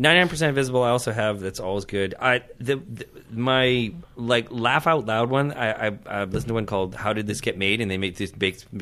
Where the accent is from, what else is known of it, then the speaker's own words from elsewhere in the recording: Northern Ireland, United Kingdom; now in Canada; I'm from Northern Ireland